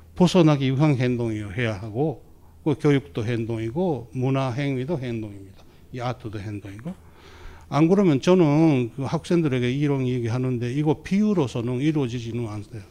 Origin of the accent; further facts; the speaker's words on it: Japan; 제가 막 일본의 소수자로 일본의사회에서 자랐다